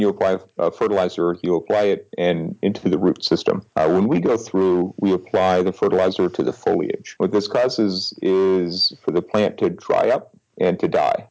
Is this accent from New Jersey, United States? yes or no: no; Nebraska, United States; so I originally I grew up in Nebraska